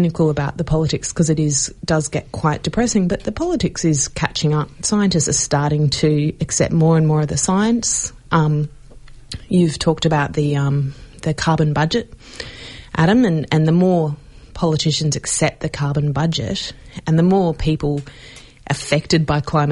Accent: Queensland, Australia; moved away; I'm from Queensland

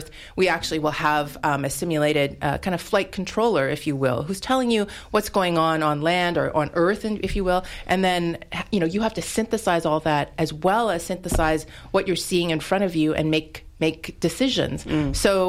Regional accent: Canada; moved away as an adult; now in United States; I'm originally from Canada

